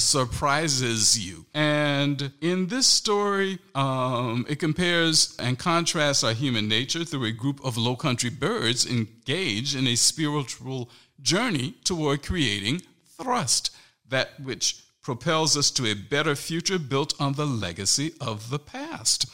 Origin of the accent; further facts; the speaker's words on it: St. Helena Island, South Carolina, United States; moved away as an adult; also born or lived in Hampton, Virginia; growing up on St. Helena Island, South Carolina